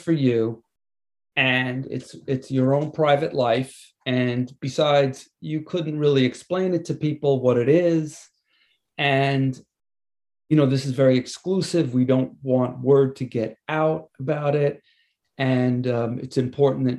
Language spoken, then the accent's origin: English; Levittown, New York, United States; also born or lived in Hewlett, New York; now in East Hampton, United States; I'm a Long Island guy. I grew up in Levittown and in Hewlett on the South Shore.